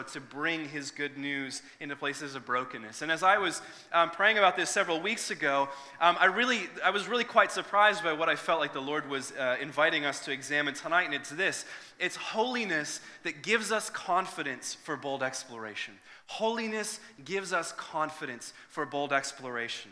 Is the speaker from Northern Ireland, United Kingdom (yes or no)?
yes; Northern Ireland, United Kingdom; moved away; originally I'm from Northern Ireland